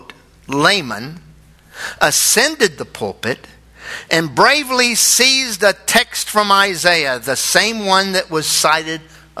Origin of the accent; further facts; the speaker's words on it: United States; we're Americans